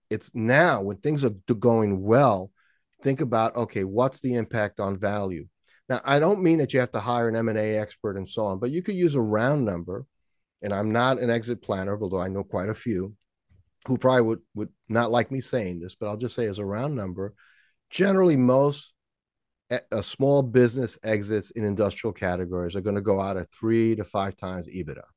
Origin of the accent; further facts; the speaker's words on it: New York City, New York, United States; there was a hill near my house when I grew up in Washington Heights in New York City